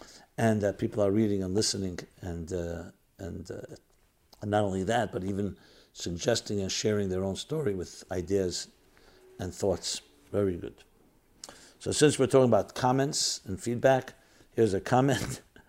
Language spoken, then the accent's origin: English; New York City, New York, United States; I was born in New York City and lived in Crown Heights for many years, but I never felt I belonged there.